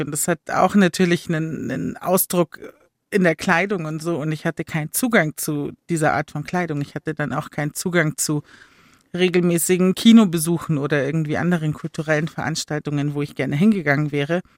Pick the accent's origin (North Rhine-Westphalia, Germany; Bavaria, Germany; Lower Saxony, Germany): Bavaria, Germany; Chiemsee; now in Munich, Germany; ich bin am Chiemsee aufgewachsen